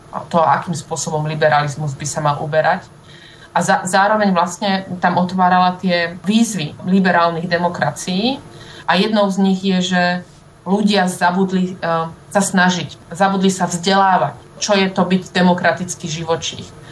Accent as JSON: {"language": "Slovak", "town": "Dolný Kubín", "region": "Žilina Region", "country": "Slovakia", "tie": "born or raised there", "moved": "as an adult", "lives_now": "Berlin, Germany", "said": "môjho rodného mesta, Dolného Kubína"}